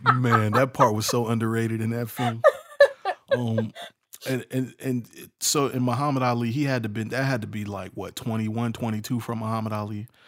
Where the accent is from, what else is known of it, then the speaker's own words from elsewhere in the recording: Chicago, Illinois, United States; I'm from Chicago